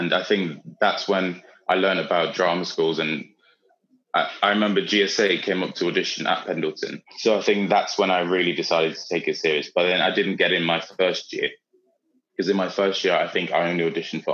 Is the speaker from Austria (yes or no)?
yes; Austria; moved away; when I was growing up in Austria